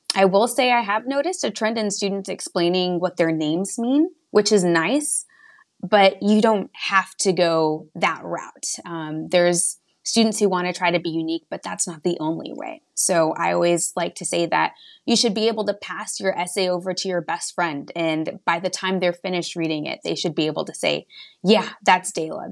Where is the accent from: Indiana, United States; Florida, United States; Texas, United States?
Texas, United States; West; moved away as an adult; now in Hartford, United States; I'm originally from small town, middle of nowhere, West Texas. I actually graduated high school with eight students